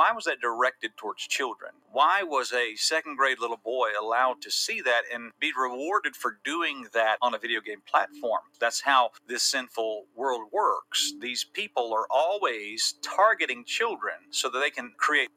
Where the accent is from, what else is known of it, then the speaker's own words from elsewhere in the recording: Atlanta, Georgia, United States; growing up in Metro Atlanta